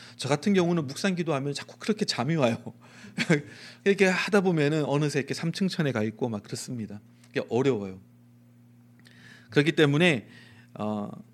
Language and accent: Korean; Daegu, South Korea; 제가 대구 촌놈이거든요.